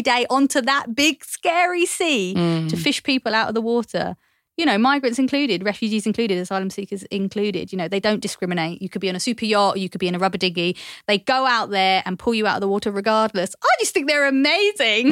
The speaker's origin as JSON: {"language": "English", "region": "London", "country": "United Kingdom", "tie": "born or raised there", "said": "I grew up in East London"}